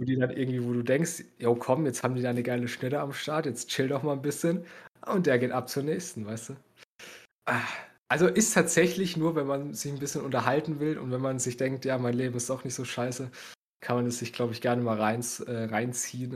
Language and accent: German; Bavaria, Germany; bei uns in Bayern